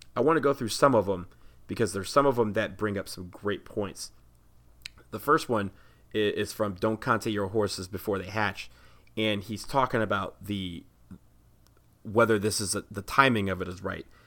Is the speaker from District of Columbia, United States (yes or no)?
yes; Washington, District of Columbia, United States; right here in D C, where I am from.